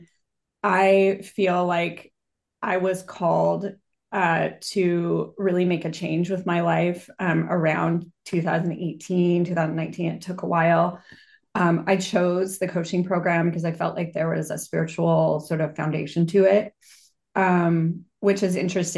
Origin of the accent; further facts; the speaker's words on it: Boulder, Colorado, United States; So I grew up in Boulder, Colorado, which is kind of known to be a very new agey city, at least at the time when I was there.